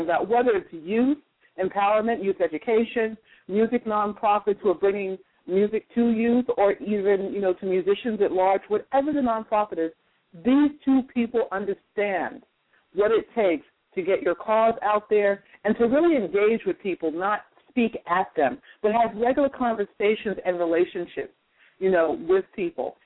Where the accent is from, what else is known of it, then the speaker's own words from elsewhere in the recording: North Carolina, United States; moved away; I'm originally from North Carolina